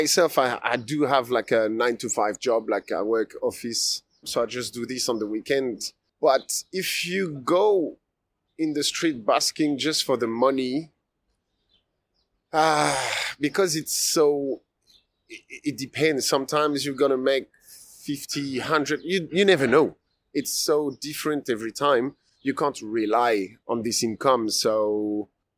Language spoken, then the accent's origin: English; Paris, Île-de-France, France; moved away as an adult; also born or lived in Melbourne, Australia; now in Australia; I come from France. I come from Paris.